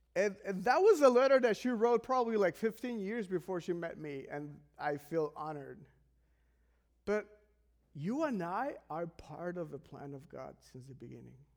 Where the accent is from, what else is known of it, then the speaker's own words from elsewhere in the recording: Mexico; I am from Mexico